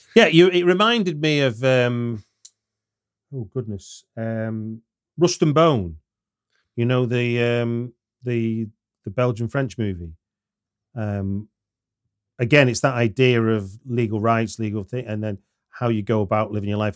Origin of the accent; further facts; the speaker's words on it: United Kingdom; as a Brit